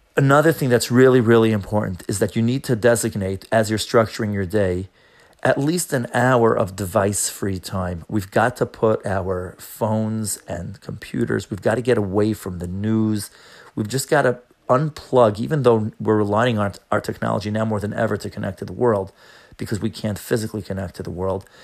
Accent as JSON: {"language": "English", "region": "New York", "country": "United States", "said": "I'm from New York"}